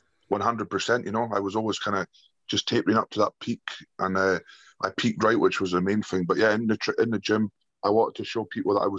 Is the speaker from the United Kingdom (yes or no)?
yes; Scotland, United Kingdom; born or raised there